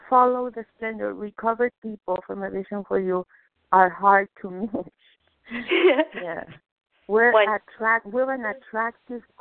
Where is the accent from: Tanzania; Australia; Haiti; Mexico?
Mexico; now in Boston, United States; I was born in Mexico, but I live in Boston.